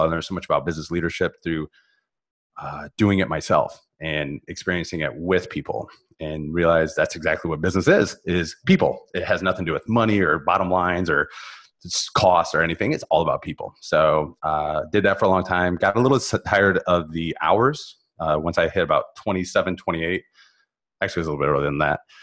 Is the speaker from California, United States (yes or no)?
no; Northern Ohio, United States; moved away as an adult; also born or lived in Columbus, Ohio; now in South Florida, United States; I was born in Northern Ohio